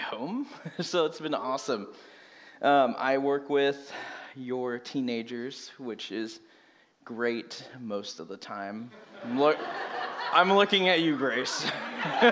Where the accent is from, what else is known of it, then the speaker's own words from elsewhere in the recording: Merced, California, United States; moved away as an adult; now in Reading, United States; I grew up in Merced, California